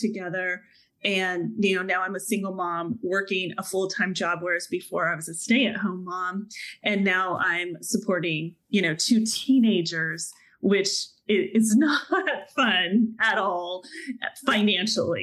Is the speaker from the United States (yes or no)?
yes; Dallas, Texas, United States; moved away; I just landed myself back in Texas, which is my hometown of Dallas